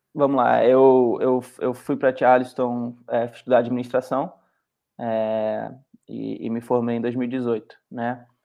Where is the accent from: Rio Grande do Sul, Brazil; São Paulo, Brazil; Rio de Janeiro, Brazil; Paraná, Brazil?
Rio de Janeiro, Brazil; Petrópolis; moved away as an adult; now in United States; o Gustavo é da mesma, mesma cidade que eu sou, de Petrópolis